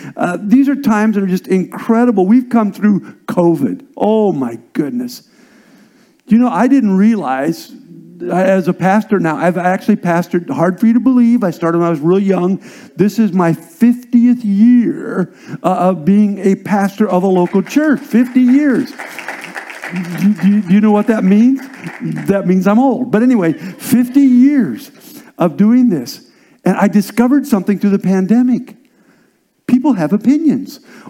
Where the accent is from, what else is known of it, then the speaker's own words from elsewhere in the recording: Nebraska, United States; also born or lived in Indiana / South Dakota / Iowa; Actually, was born in Indiana, went to South Dakota with my father, who was a pastor, and then Iowa. And then really, I'm a Cornhusker by heart. I'm a Nebraska kid